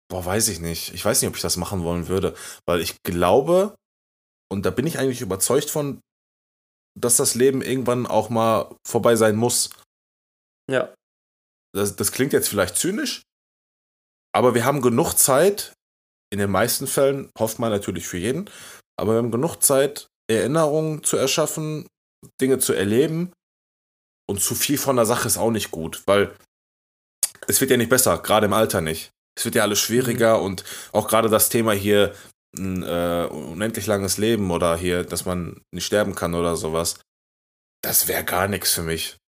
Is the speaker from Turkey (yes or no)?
yes; Turkey; aber ich bin Türke